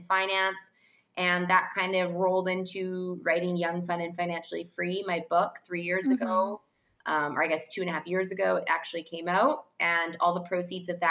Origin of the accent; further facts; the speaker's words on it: Vancouver, British Columbia, Canada; moved away as an adult; also born or lived in Toronto / France / London / New York; And I grew up in Vancouver in Canada, actually.